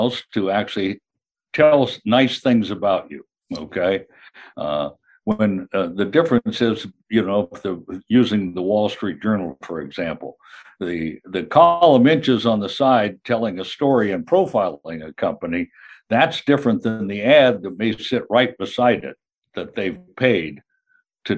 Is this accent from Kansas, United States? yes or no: yes; Kansas, United States; moved away as an adult; also born or lived in New York / Chicago / California; I'm originally from Kansas, where I am right now, but spent most of my career in New York, Chicago, and certainly on the West Coast in California